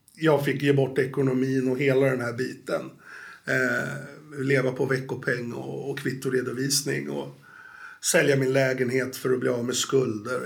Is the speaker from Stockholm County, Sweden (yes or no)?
yes; Stockholm, Stockholm County, Sweden; accent: Stockholm; moved away; also born or lived in Norrtälje; Jag är ju född i Stockholm, men jag har bott 20 år i Norrtälje.